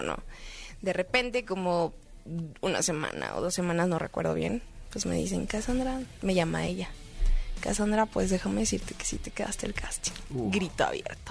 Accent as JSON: {"language": "Spanish", "town": "Monterrey", "region": "Nuevo León", "country": "Mexico", "tie": "born or raised there", "said": "yo soy del norte. yo nací en Monterrey."}